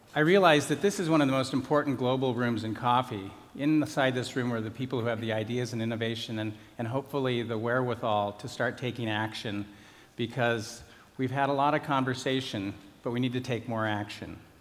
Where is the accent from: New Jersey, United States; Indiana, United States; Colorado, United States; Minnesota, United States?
Colorado, United States; I grew up in Colorado.